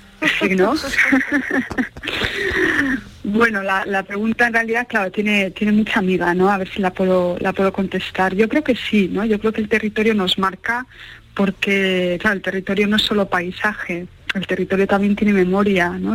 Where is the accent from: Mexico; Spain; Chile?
Spain; Basque Country; crecí en Euskadi en un momento pues, de una violencia ubicua